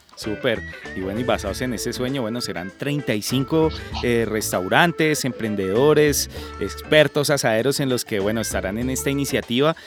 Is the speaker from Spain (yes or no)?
no; Colombia; somos los colombianos